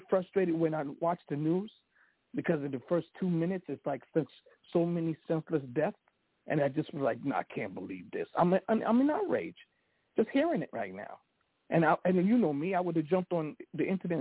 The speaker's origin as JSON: {"language": "English", "region": "New York", "country": "United States", "said": "I'm a New Yorker"}